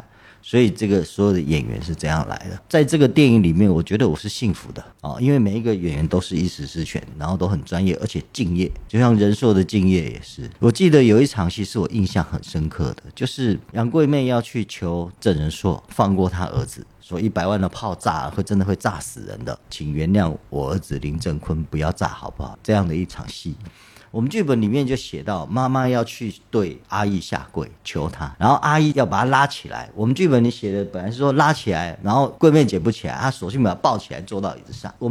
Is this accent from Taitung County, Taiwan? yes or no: yes; Taitung County, Taiwan; 可能因为我们都是台东人，他在台东出生长大